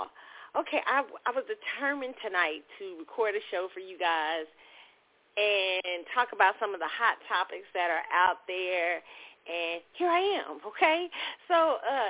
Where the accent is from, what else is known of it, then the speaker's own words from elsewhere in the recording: Kansas City, United States; moved away; my hometown, Kansas City